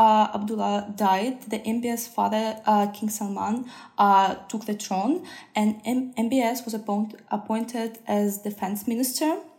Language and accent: English; Saint Petersburg, Russia; moved away; I come from Russia, St. Petersburg